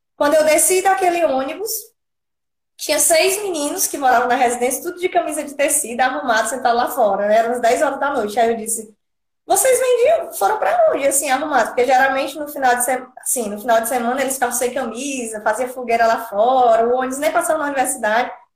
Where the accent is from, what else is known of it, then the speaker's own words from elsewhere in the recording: Piauí, Brazil; moved away as an adult; now in Natal, Brazil; Sou lá natural do Piauí, por isso que eu não falo di como vocês